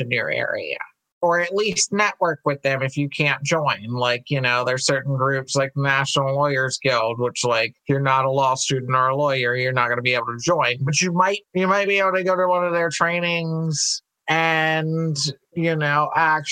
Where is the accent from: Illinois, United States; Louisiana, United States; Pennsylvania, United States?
Louisiana, United States; I come from Louisiana